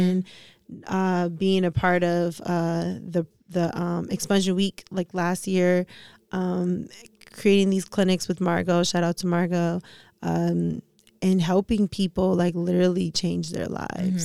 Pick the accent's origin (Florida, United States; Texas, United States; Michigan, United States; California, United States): Michigan, United States; Detroit; also born or lived in New York; I lived in New York, I'm not from New York, I'm from Detroit.